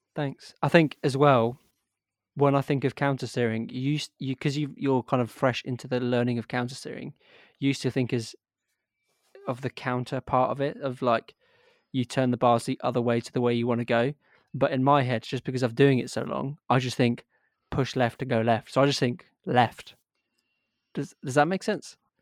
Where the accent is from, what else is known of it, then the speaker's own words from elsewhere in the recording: Yorkshire and the Humber, United Kingdom; I'm actually was born in Yorkshire